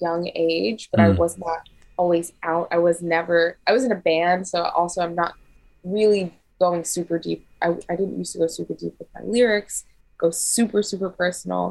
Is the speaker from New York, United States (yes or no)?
yes; New York, United States; also born or lived in Los Angeles; I was born in New York